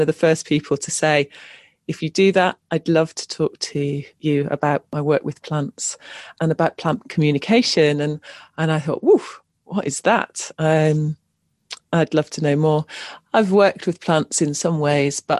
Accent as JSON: {"language": "English", "area": "Cornwall", "region": "South West England", "country": "United Kingdom", "tie": "born or raised there", "said": "I grew up in Cornwall"}